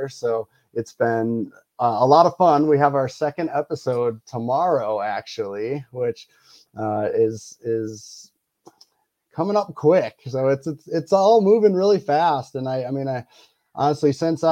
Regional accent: Wisconsin, United States; now in Colorado, United States; I live in Colorado. I grew up in Wisconsin.

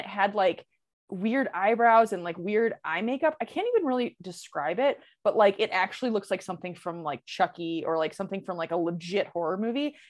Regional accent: Michigan, United States; in my neighborhood where I grew up in Michigan

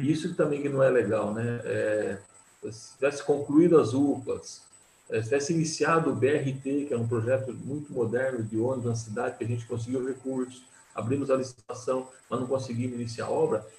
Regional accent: Jundiaí, São Paulo, Brazil; E sou jundiaense, nasci aqui, sempre vivi aqui, nunca mudei daqui

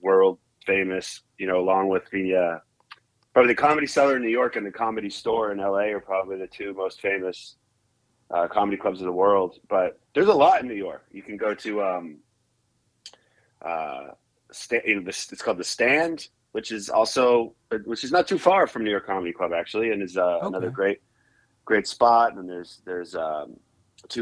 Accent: Toronto, Ontario, Canada; moved away as an adult; also born or lived in Calgary, Alberta; now in United States; I grew up in Canada, and I guess more specifically, I was born and went to high school in Toronto. But between that, like when I was little, we moved to Western Canada for a few years there. So I spent a little time in Calgary, Alberta, and then back to Toronto

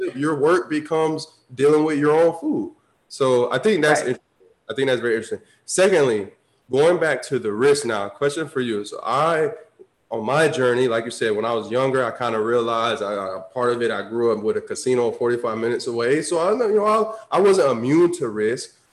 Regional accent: Tampa, Florida, United States; I grew up like city boy. Like, I'm from Tampa, grew up in the city, suburbs

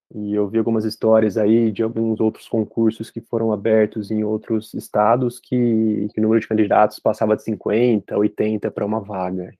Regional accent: Brazil; moved away as an adult; also born or lived in United States; eu decidi voltar para o Brasil. Então, eu tomei essa decisão. Falei, "Não, eu quero, quero voltar para minha terra

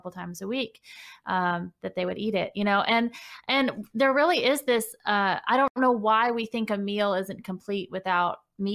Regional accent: Kentucky, United States; also born or lived in Los Angeles; I moved from Los Angeles back here to Kentucky during the pandemic

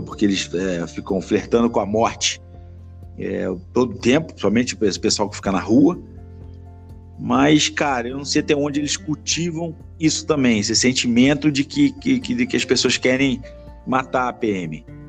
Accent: Petrópolis, Rio de Janeiro, Brazil; quando eu era moleque lá em Petrópolis

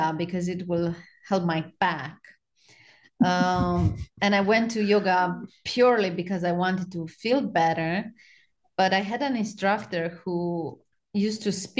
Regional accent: Romania; moved away as an adult; now in Charleston, United States; I was born in Romania and I lived in Romania till 5 years ago

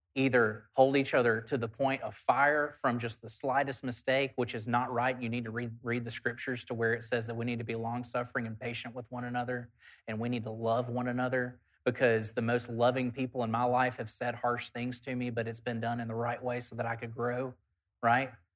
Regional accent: South Alabama, United States; In the church that I grew up at in South Alabama

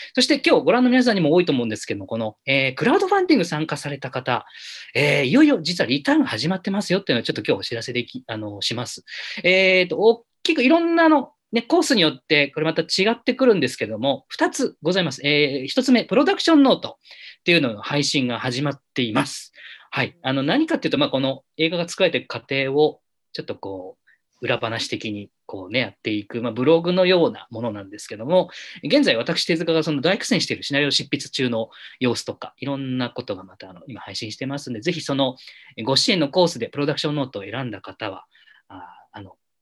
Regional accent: Minami-Alps, Yamanashi, Japan; moved away; 私はあの南アルプス市というあるんだかないんだかわからない町の出身なんですけども

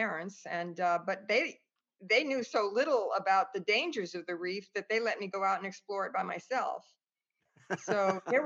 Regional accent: Boston, Massachusetts, United States; also born or lived in Australia; I was born in the Boston area, grew up there

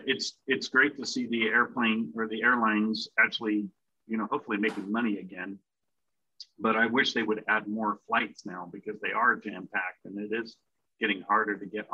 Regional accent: United Kingdom; now in Modesto, United States; I'm a British citizen. I've lived in a different country, 6,000 miles away from my parents for 30 years now.

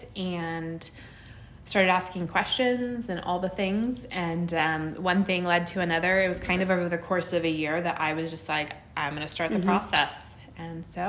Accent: Central Oregon, United States; also born or lived in California; I've lived in Central Oregon since I was 5 years old. I was born in California.

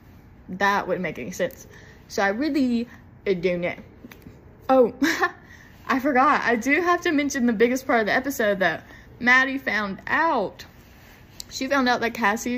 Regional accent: the South, United States; I'm from the South and I cannot pronounce it right

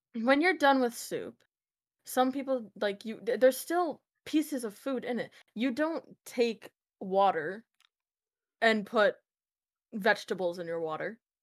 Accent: United States; I'm American

